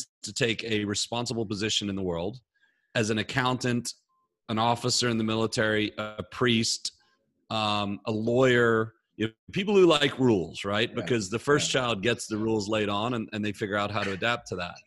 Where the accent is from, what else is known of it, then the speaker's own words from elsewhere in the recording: Belfast, Northern Ireland, United Kingdom; moved away; also born or lived in West Point, New York; I was born in 1978 in Belfast, Northern Ireland, in the middle of a war zone, to an Englishman, my father, who married an American woman, my mother, from Minnesota